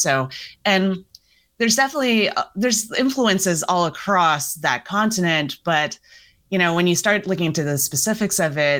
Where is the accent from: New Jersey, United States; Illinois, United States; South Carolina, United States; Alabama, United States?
New Jersey, United States; I'm from New Jersey. Where are you really from? And then I'm like, oh, my parents immigrated here from the Philippines.